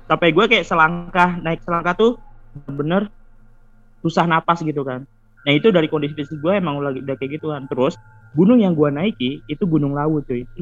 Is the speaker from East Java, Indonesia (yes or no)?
no; Depok, West Java, Indonesia; now in Ngawi, Indonesia; nah gue kan sebenarnya pindahan kan gue dari Depok habis itu gue pindah ke Ngawi